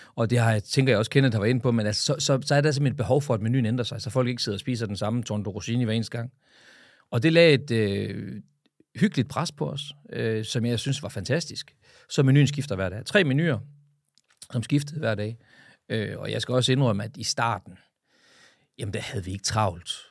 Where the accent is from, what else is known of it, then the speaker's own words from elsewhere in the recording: Frederikshavn, North Denmark Region, Denmark; min fødeby Frederikshavn